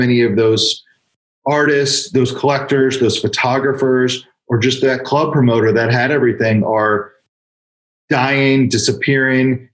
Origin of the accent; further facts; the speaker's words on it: Bethesda, Maryland, United States; Growing up in Bethesda, Maryland, you know, a couple miles from the D.C. border, it was an awesome place to grow up